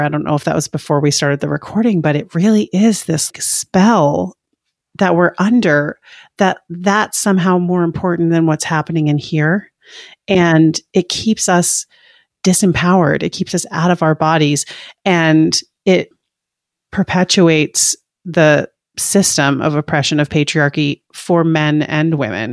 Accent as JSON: {"language": "English", "region": "Maine", "country": "United States", "tie": "born or raised there", "said": "I grew up in Maine"}